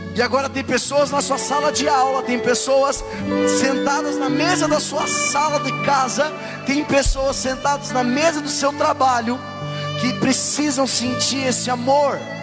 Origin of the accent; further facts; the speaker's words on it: Brazil; eu vim do Brasil